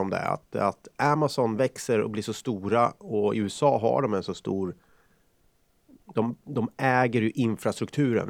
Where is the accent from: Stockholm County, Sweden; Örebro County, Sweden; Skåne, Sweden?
Örebro County, Sweden; Karlskoga; hemma i Karlskoga